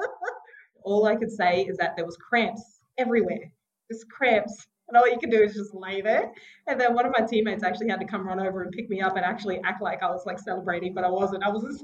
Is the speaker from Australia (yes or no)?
yes; Mount Isa, Queensland, Australia; also born or lived in Sunshine Coast, Queensland; I'm a proud Gubbi Gubbi and Butchala woman from the Sunshine Coast region. Grew up in Mount Isa